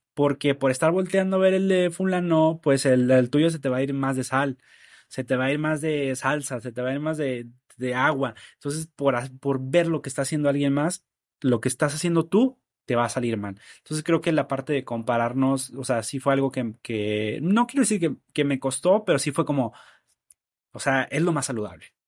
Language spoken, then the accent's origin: Spanish; Nuevo Laredo, Tamaulipas, Mexico; de mi ciudad natal, en Nuevo Laredo, soy de allá